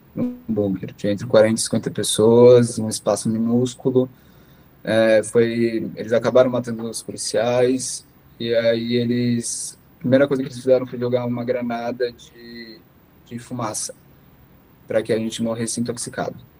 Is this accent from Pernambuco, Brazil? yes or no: no; São Paulo, Brazil; moved away as an adult; now in Israel; sou brasileiro, nascido em São Paulo e há cinco meses atrás eu acabei me mudando para Israel